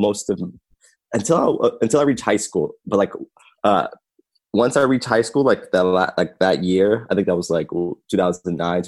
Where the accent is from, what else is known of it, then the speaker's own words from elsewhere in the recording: Philadelphia, Pennsylvania, United States; Born and raised in North Philly.